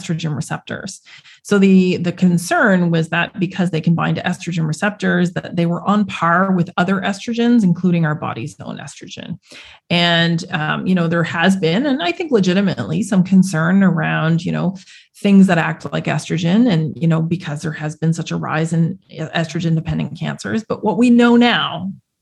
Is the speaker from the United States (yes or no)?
no; Canada; where I grew up in Canada